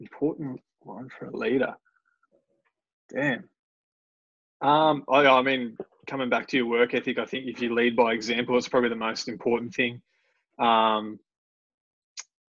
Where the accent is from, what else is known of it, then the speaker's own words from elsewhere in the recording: Canberra, Australian Capital Territory, Australia; I grew up down in Canberra, so Canberra was my team